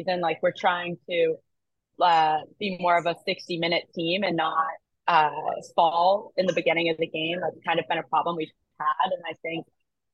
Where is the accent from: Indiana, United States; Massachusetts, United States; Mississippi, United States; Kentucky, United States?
Massachusetts, United States; Foxborough; I'm from Foxborough, so that's right where the stadium is